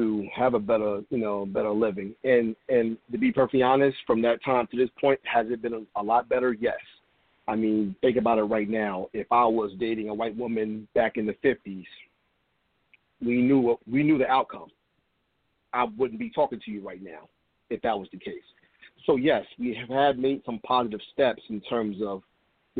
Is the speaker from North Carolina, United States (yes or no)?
no; Trenton, New Jersey, United States; I'm from Trenton, New Jersey, another town that decided to, act a fool a few nights ago